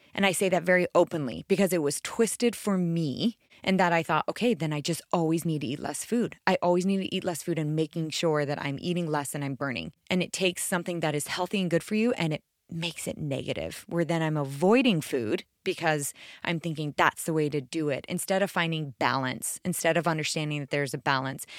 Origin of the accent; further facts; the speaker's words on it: right outside DC, East Coast, United States; I grew up on the East Coast right outside DC